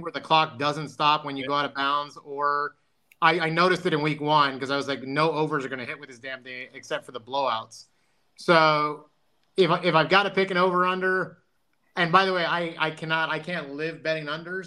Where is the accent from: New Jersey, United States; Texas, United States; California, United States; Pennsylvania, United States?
Texas, United States; San Benito; my hometown in a small town in South Texas called San Benito, Texas.